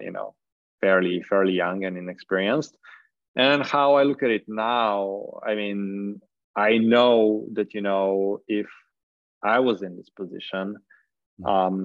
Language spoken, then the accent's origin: English; Slovenia; I was from Slovenia